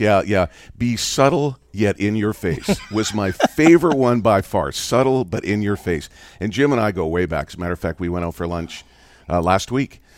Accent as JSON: {"language": "English", "country": "Canada", "tie": "born or raised there", "said": "I grew up in Canada"}